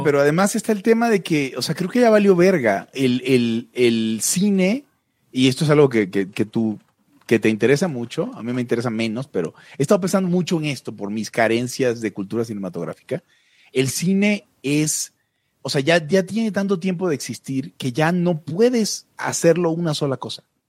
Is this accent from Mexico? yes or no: yes; Mexico; yo soy un mexicano de segunda categoría